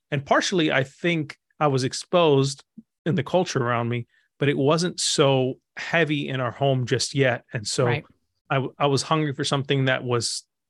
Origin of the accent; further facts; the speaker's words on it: Egypt; You can't really quite tell by my accent, but I grew up in Egypt. I was early part of my life was in Egypt, and I grew up in a Muslim family.